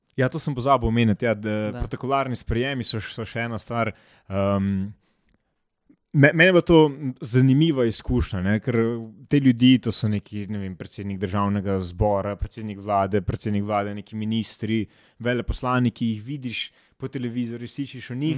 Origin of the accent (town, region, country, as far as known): Slovenia